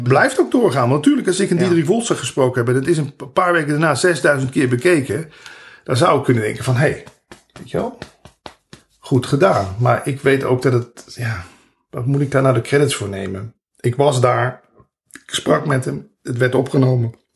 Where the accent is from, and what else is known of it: Netherlands